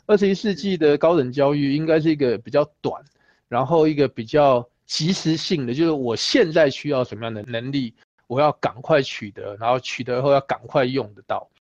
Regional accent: Taiwan; 我们来自于台湾嘛，所以我们是一个没有雪的国家啊

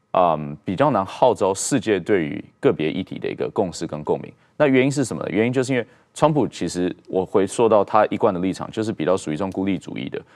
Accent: Taiwan; 我们台湾人民

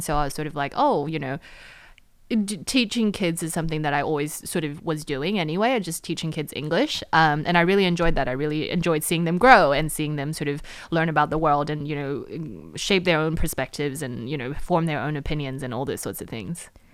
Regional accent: New Zealand; also born or lived in United States; now in Taiwan; I grew up in New Zealand

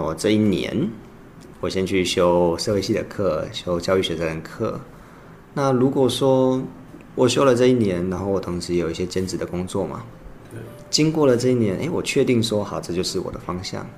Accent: Kinmen County, Taiwan; moved away as an adult; 我其实从小都在金门长大，那高中的时候是金门高中

